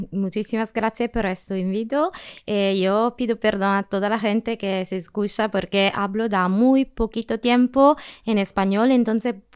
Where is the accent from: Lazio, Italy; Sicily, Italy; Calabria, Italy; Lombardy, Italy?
Calabria, Italy; Spanish is a second language; moved away as an adult; now in Spain; Soy italiana, tengo 37 años, eh, soy del sur de la Italia, en Calabria. Eh, me soy mudada aquí al final de septiembre